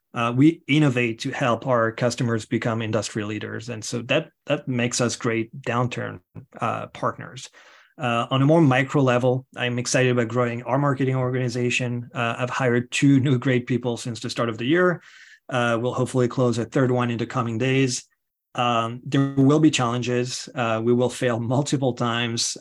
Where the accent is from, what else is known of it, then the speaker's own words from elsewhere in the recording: France; moved away; if you hear an accent, it is because I am originally from France.